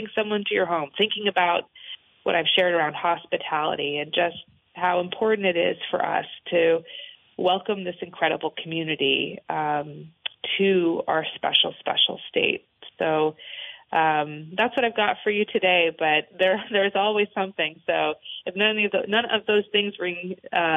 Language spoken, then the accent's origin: English; Newbury, Vermont, United States; also born or lived in Washington / Burlington, Vermont; I grew up in Orange County